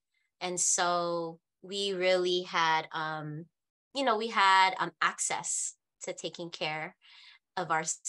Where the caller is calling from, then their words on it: San Francisco, California, United States; I'm dialing in from Yalamu Ramatushaloni territory, forcibly known as San Francisco, California.